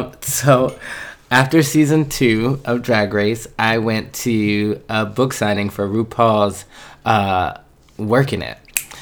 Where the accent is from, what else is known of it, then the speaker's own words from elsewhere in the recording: Philadelphia, Pennsylvania, United States; moved away as an adult; now in New York City, United States; Originally from West Philadelphia, born and raised. On a playground is not where I spent most of my days. I was more like mama's boy in the house. So I'm originally from West Philly. But I have lived in New York City for over 14